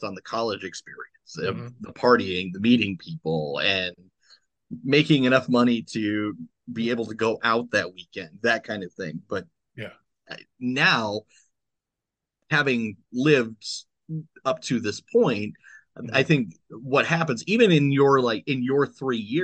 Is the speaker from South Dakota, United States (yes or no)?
yes; Summit, South Dakota, United States; now in Sioux Falls, United States; Summit, South Dakota, a town of 200 people